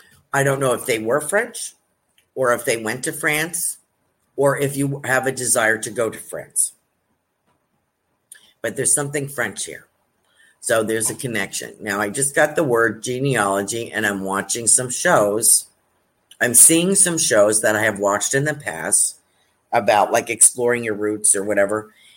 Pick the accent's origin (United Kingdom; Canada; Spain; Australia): Australia; I'm Australian. Across the pond is what we call New Zealand.